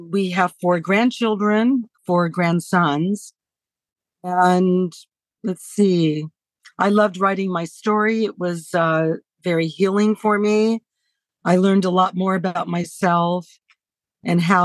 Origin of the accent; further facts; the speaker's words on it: Los Angeles, California, United States; growing up in Hollywood